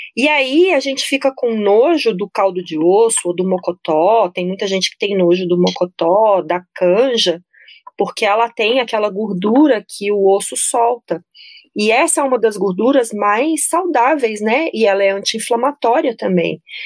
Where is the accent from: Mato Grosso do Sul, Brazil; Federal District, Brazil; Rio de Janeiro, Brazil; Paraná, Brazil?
Federal District, Brazil; Brasília; eu sou de Brasília